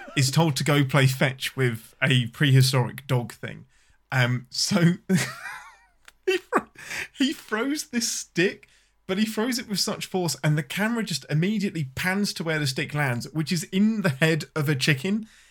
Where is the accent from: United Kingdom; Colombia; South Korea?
United Kingdom; England; I'm your Englishman